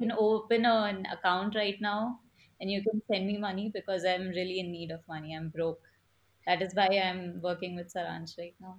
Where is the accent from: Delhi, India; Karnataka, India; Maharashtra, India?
Maharashtra, India; Mumbai; moved away as an adult; now in United States; if I tell people I'm from Mumbai, they'll assume I have a lot of money. Upon that, if I mention I'm a Marwari, it is just like it's a given that okay, you must be rich